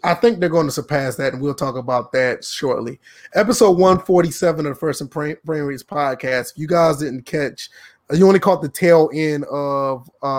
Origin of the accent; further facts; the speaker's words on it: Georgia, United States; I mean, I'm from Georgia, South Carolina, all the same, but it's bad down here.